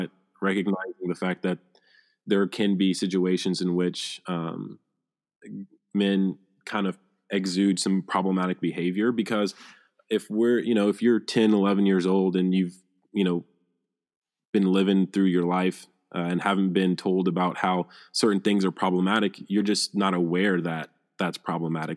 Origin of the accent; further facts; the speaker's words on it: Phenix City, Alabama, United States; I'm from Phoenix City, Alabama